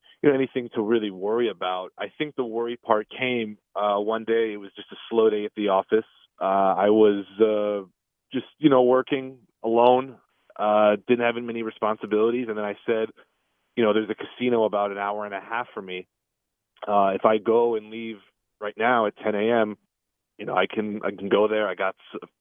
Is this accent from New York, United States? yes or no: yes; New York City, New York, United States; we grew up in the Queens, Long Island area.